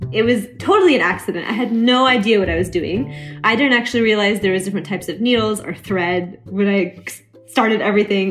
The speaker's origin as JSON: {"language": "English", "region": "Oklahoma", "country": "United States", "tie": "born or raised there", "moved": "as an adult", "lives_now": "Chicago, United States", "said": "someone who was born and raised in Oklahoma"}